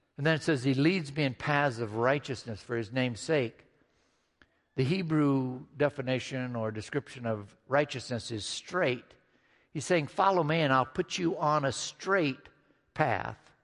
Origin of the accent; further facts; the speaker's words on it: Midwest, United States; Growing up in the Midwest